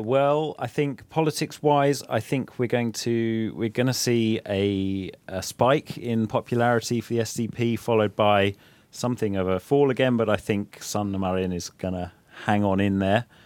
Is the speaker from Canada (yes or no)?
no; England, United Kingdom; now in Finland; my home country England